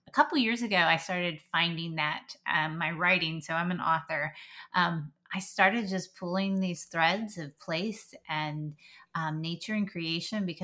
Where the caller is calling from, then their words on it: Virginia, United States; Um, I am coming from Southwest Virginia. So we live in the Blue Ridge Mountains here.